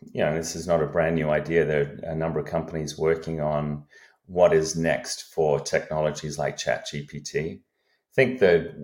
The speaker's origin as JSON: {"language": "English", "country": "Australia", "tie": "born or raised there", "moved": "as an adult", "lives_now": "United States", "said": "I'm an Australian by upbringing, have been in the US for a few decades here, came over on an athletic scholarship to college"}